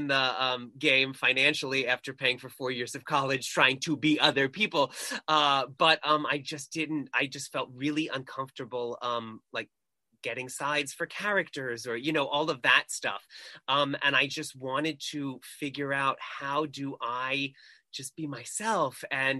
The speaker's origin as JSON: {"language": "English", "area": "Long Island", "region": "New York", "country": "United States", "tie": "born or raised there", "moved": "yes", "lives_now": "Los Angeles, United States", "said": "I am a Long Island boy. I am from, yeah, a foreign country off the coast of New York called Long Island. It's a weird tribe. And yeah, I am a New Yorker."}